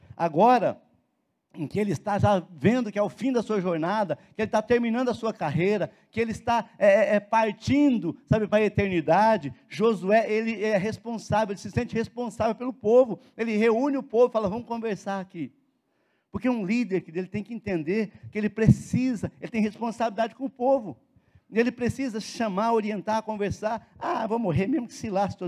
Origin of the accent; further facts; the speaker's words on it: Brazil; nós somos brasileiros